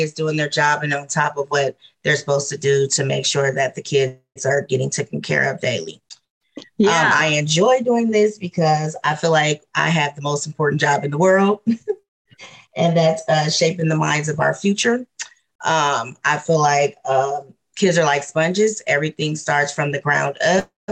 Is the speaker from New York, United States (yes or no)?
no; Omaha, Nebraska, United States; i'm from omaha nebraska